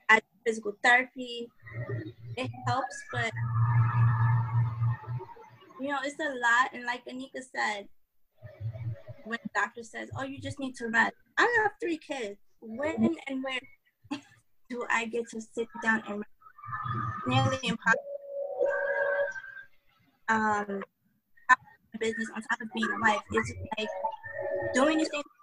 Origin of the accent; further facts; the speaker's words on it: New York, United States; I'm from New York.